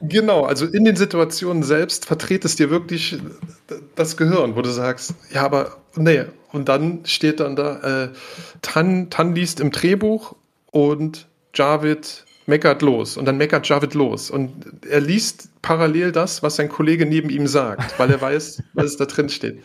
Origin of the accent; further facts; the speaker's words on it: Germany; als Deutscher